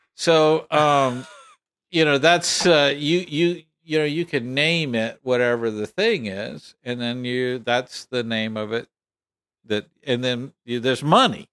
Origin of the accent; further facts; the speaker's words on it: Texas, United States; I'm from Texas